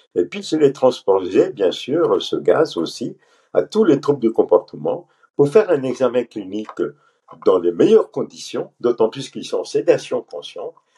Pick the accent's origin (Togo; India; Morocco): India; Pondicherry, Puducherry; moved away as an adult; also born or lived in Paris, France; moi je suis euh, d'origine pondichérienne. Pondichéry était un ancien compteur français hein, euh, en Inde. J'insiste en disant comptoir et non colonie, hein, comptoir français. J'ai fait toutes mes études au lycée français à Pondichéry